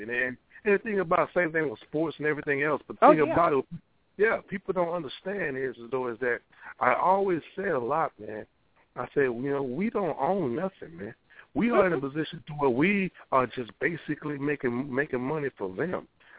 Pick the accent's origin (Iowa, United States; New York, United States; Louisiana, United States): Louisiana, United States; now in Seattle, United States; I'm out here in Seattle, Washington, Rawhide and Nelson, they're in Portland, Oregon. And the thing about it is that from being out here, because I'm originally from Louisiana